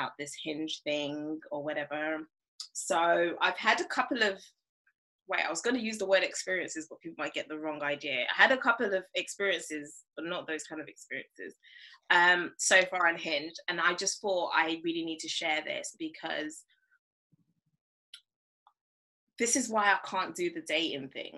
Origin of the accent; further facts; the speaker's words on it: Nigeria; I'm African, like I'm Nigerian.